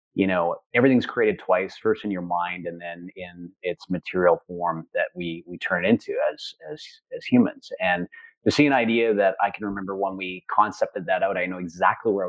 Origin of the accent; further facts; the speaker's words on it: Central Alberta, Canada; I grew up in Central Alberta.